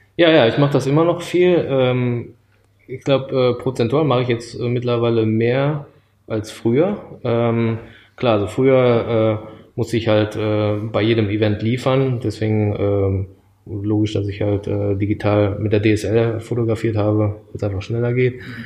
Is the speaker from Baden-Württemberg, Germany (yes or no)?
no; Düsseldorf, North Rhine-Westphalia, Germany; moved away as an adult; also born or lived in Japan; aufgewachsen bin ich in äh, Nordrhein-Westfalen, in Düsseldorf